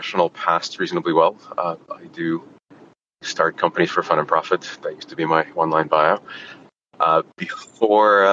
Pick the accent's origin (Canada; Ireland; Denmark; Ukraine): Ukraine; Kyiv; English is a second language; now in United States; I grew up in Kiev